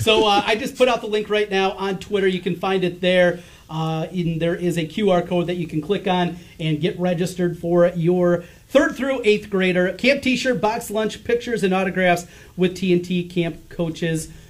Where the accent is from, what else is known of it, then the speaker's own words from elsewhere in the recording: Osage, Iowa, United States; I grew up in Osage